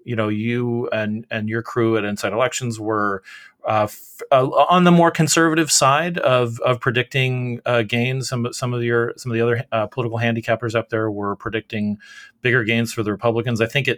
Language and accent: English; Arizona, United States; in Arizona, my home state